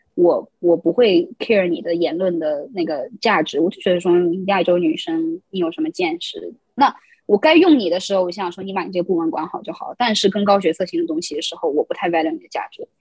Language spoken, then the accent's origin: Chinese; China; moved away as an adult; also born or lived in Queens, New York, United States; now in New York, United States; 我在大陆长大，然后我再来美国读书